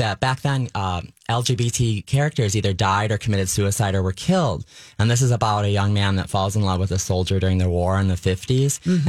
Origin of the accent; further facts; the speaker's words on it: Lewiston, New York, United States; also born or lived in Los Angeles / California; now in Twin Cities, United States; I grew up in Lewiston, New York, and it's like Stillwater.